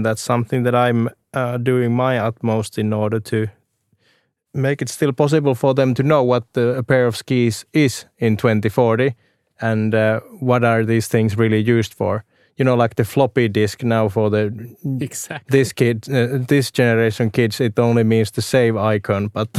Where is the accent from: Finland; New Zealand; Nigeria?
Finland; Lapland; I'm actually from Lapland myself, and cross-country skiing has always been close to my heart.